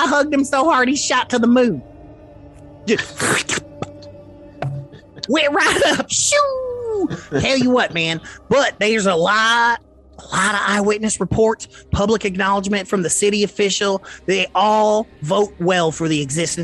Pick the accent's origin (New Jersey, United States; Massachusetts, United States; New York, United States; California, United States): New Jersey, United States; born or raised there